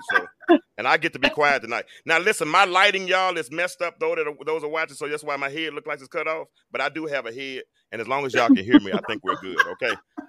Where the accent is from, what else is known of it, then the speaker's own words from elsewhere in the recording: Little Rock, Arkansas, United States; now in Atlanta, United States; I'm from Little Rock